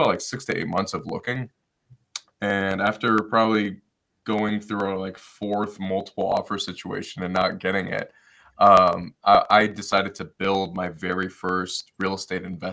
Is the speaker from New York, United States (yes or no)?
no; Detroit, Michigan, United States; moved away; I'm originally from Detroit, Michigan